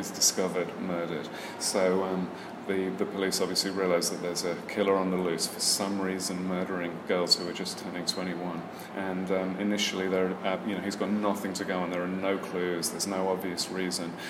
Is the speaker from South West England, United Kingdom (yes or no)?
no; Birmingham, West Midlands, United Kingdom; I'm actually from Birmingham, England.